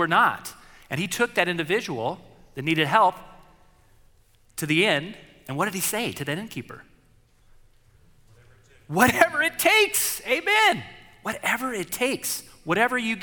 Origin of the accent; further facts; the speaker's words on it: Riverside, California, United States; I had neighbors of mine growing up in Riverside